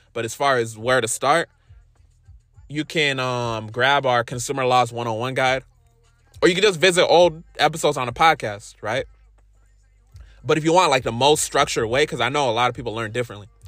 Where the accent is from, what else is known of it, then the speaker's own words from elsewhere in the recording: Inglewood, California, United States; I was born in, uh, Inglewood, California